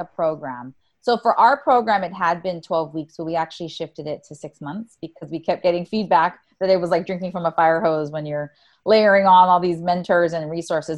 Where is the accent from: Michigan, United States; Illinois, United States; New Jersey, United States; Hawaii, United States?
Hawaii, United States; Oahu; moved away as an adult; also born or lived in Silicon Valley; I was born and raised on Oahu.